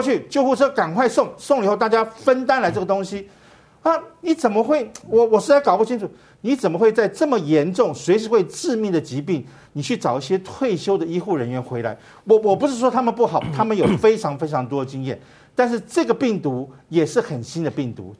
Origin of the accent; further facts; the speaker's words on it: Taiwan; 我们台湾人是稍微紧张型的